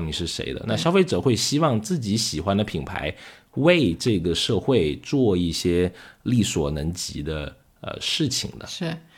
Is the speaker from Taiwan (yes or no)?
no; China; 可能我们中国人说积德也好